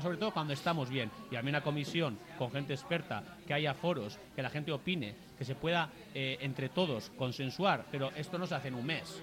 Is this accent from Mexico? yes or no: no; Durango, Basque Country, Spain; yo nací en Durango